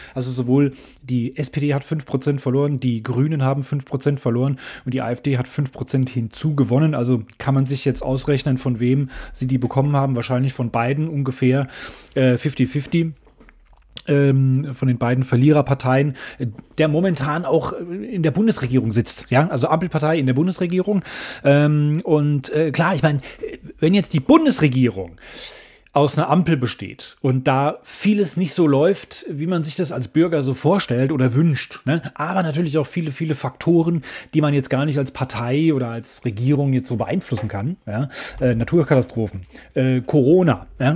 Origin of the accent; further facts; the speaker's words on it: Germany; Bayern und Hessen in meinem Heimatland